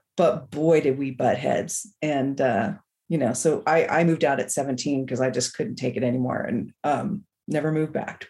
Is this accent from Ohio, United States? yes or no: no; San Francisco Bay Area, California, United States; moved away as an adult; now in Bend, United States; I am from the San Francisco Bay Area, but I live in Bend, Oregon